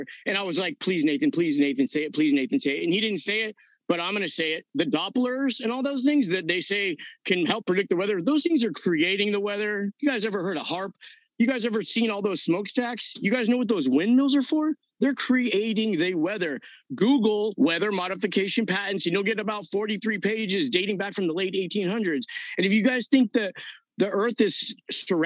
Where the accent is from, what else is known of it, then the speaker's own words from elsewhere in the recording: Southern California, United States; I'm from Southern California